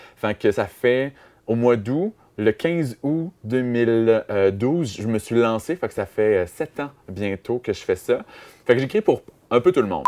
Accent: Amos, Quebec, Canada; à Amos, ma ville natale

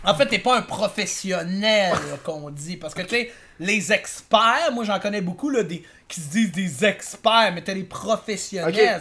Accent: Quebec City, Quebec, Canada; now in Montreal, Canada; je suis originaire de Québec.

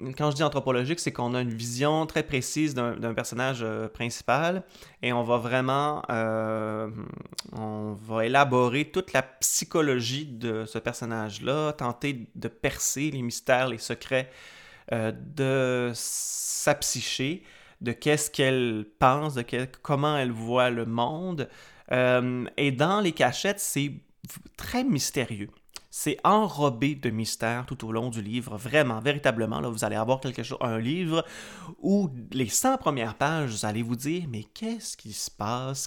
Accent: Quebec, Canada; auteur originaire de ma région natale, qui est le lac saint

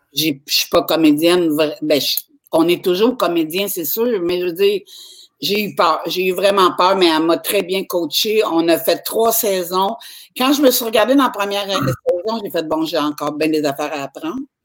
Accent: Quebec, Canada

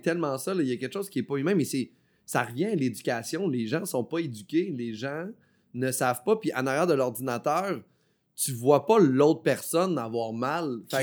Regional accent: Beauce, Quebec, Canada; also born or lived in Chicoutimi; je viens pas d'Abitibi. Moi, je viens de la Beauce

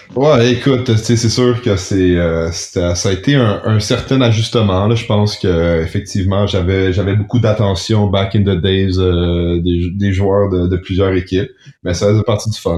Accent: Montreal, Quebec, Canada; Moi, je suis, je suis Montréalais

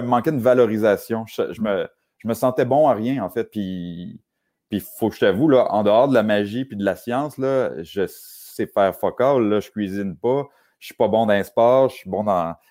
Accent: Saint-Augustin-de-Desmaures, Quebec, Canada; je suis né euh, à Saint-Augustin-de-Desmaures, à peu près à 20 minutes euh, de la ville de Québec

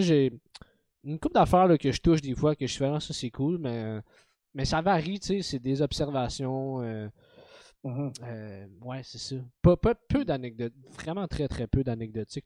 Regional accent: Montreal, Quebec, Canada; je suis né à Montréal, j'ai grandi avec dans un univers très montréalais

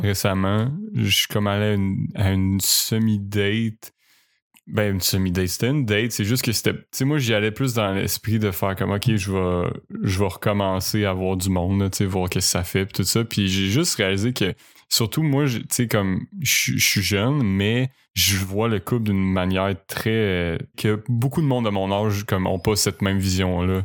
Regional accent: Quebec City, Quebec, Canada; moved away as an adult

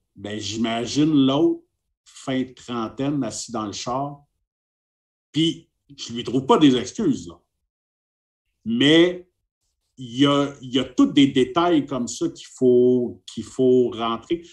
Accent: Montreal, Quebec, Canada; je viens de Montréal, euh, au Québec

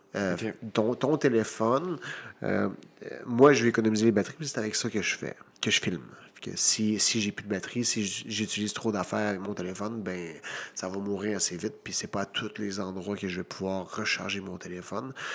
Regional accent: Victoriaville, Quebec, Canada; Victoriaville, mon, mhm. euh, ma ville natale.

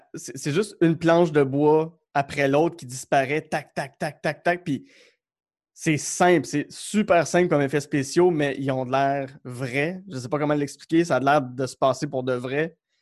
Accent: Outaouais, Quebec, Canada; moved away; je viens de l'Outaouais

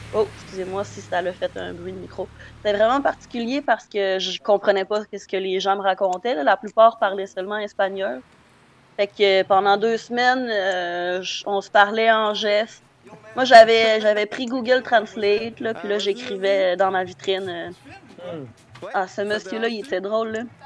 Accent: Saint-Bruno-de-Kamouraska, Quebec, Canada; mon village natal, Saint-Bruno de tamouraska

